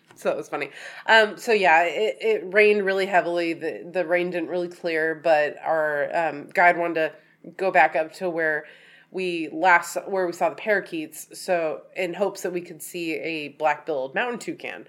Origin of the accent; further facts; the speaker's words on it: Oregon, United States; we're from Oregon